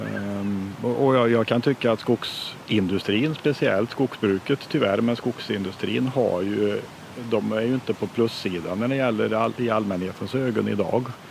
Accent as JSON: {"language": "Swedish", "country": "Sweden", "tie": "born or raised there", "said": "jag är uppväxt i Drevenhäste"}